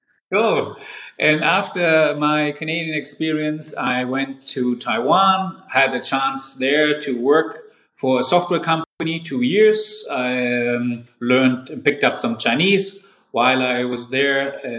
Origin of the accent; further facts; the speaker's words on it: Darmstadt, Hesse, Germany; I was born and raised in Darmstadt, another city in Hessen, and I'm a real Hessen boy, an Italo-Hessen boy.